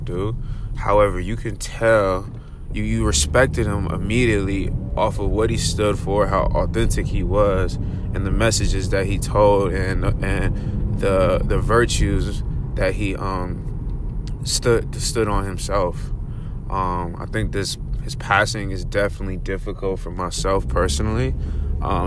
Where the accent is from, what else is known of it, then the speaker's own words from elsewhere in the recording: Los Angeles, California, United States; growing up in South Central